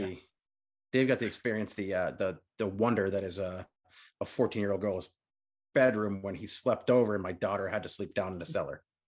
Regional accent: United States; as American fans

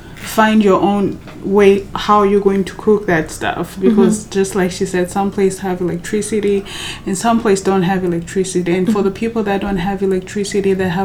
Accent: DR Congo; also born or lived in South Africa; because we are from Congo, yes, but we didn't come straight from Congo to the camp. We came from like South Africa

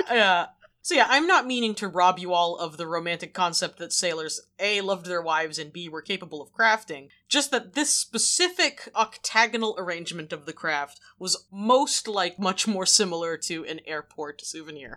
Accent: New Bedford, Massachusetts, United States; I grew up in New Bedford.

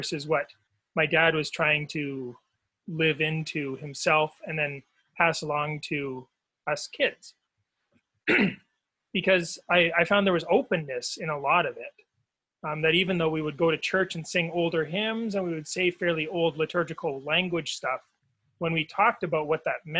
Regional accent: Victoria, British Columbia, Canada; moved away; Well, I grew up in BC on Vancouver Island.

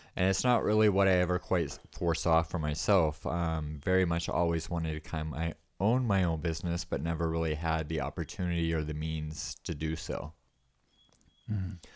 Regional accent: East Coast, United States; moved away as an adult; now in Bisbee, United States; I was born and raised on the East Coast

